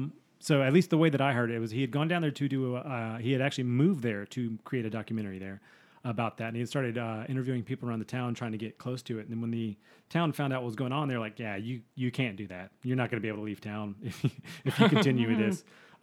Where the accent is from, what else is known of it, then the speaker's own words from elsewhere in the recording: Dothan, Alabama, United States; it's probably 25 miles from where I grew up at in Dothan, Alabama.